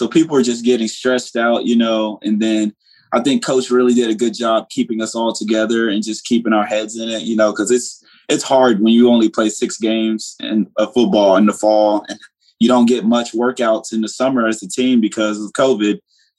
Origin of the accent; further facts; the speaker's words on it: Hollandale, Mississippi, United States; Originally, I'm from Hollandale, Mississippi. Okay. My family moved here. You know, Hollandale, Mississippi is not, it's not a place you want your kids to grow up at.